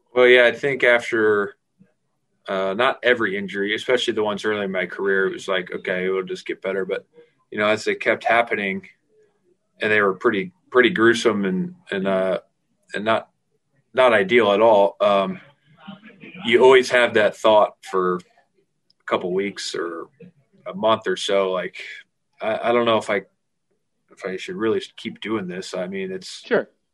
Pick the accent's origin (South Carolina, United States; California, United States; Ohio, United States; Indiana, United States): Indiana, United States; Fort Wayne; moved away as an adult; also born or lived in Notre Dame, Indiana; now in Jacksonville, United States; growing up in Fort Wayne and going to Notre Dame